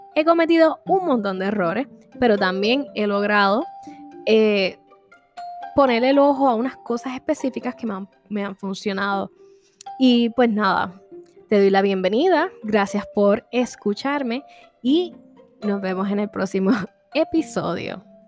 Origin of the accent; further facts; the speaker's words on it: Vega Baja, Puerto Rico; soy originalmente de Vega Baja, Puerto Rico.